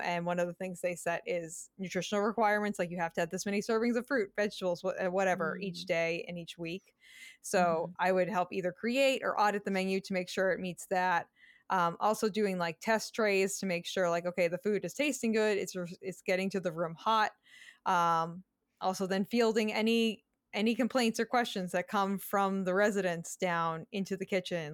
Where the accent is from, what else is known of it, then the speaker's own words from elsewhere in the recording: Massachusetts, United States; I grew up in Massachusetts